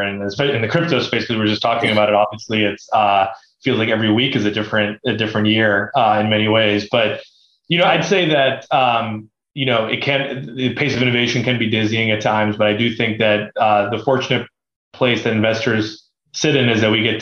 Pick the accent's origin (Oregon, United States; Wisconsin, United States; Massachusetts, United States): Oregon, United States; Beaverton; I grew up in Beaverton, Oregon, which is the headquarters of Nike